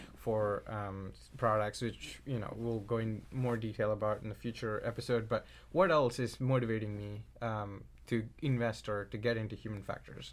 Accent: India; moved away; growing up in India, my mom's a doctor

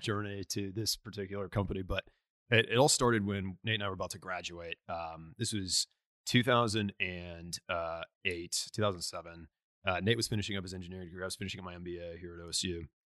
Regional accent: Tulsa, Oklahoma, United States; also born or lived in La Crosse, Wisconsin; I was born in, uh, La Crosse, Wisconsin, but, uh, grew up in Tulsa

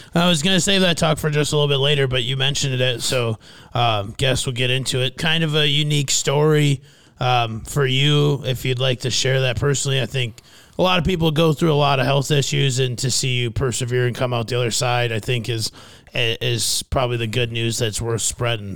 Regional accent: Fairmont, Minnesota, United States; my hometown of Fairmount, Minnesota

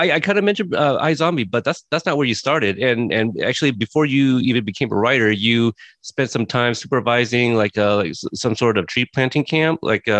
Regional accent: Corpus Christi, Texas, United States; I was born in Corpus Christi, Texas

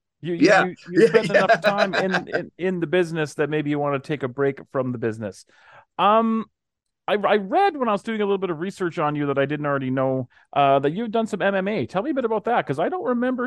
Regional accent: Canada; me being Canadian

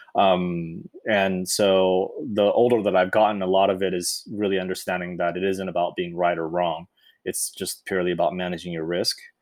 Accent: Irvine, California, United States; I grew up in Irvine

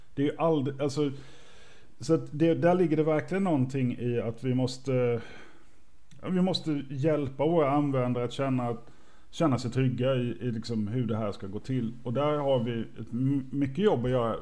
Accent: Småland, Sweden; jag är från Småland

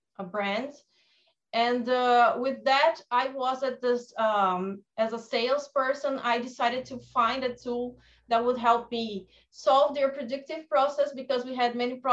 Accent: Brazil; I'm from Brazil

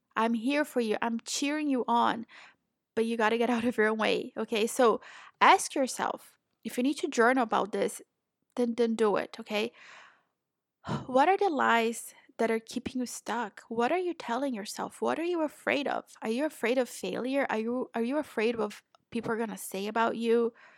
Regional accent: Brazil; also born or lived in Florida, United States; now in Portugal; I'm originally from Brazil

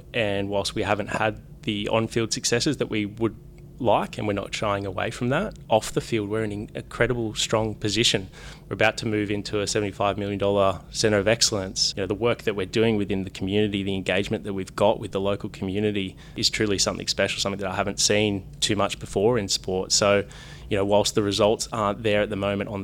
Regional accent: Blue Mountains, New South Wales, Australia; moved away as an adult; also born or lived in Gold Coast / Sydney / Spain; I grew up in the Blue Mountains

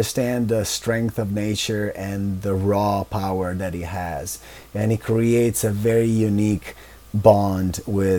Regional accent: Taggia, Liguria, Italy; moved away; I was born and raised in Italy

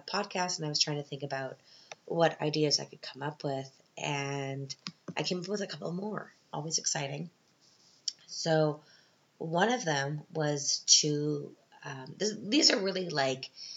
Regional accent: Canada; now in Vienna, Austria; I'm Canadian

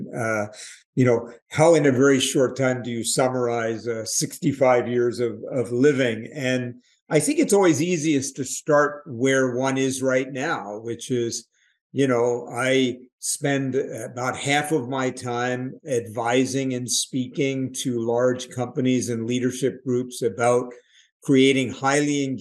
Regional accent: New York City, New York, United States; I grew up in New York City

